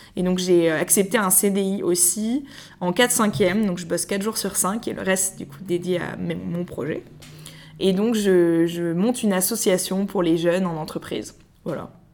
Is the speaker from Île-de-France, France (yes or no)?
yes; Paris, Île-de-France, France; je suis née à Paris j'ai fait toute ma scolarité à Paris